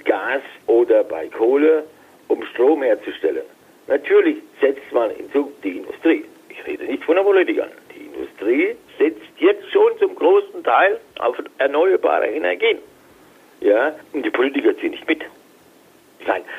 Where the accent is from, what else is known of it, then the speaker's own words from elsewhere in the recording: Frankfurt, Hesse, Germany; ich komme aus Frankfurt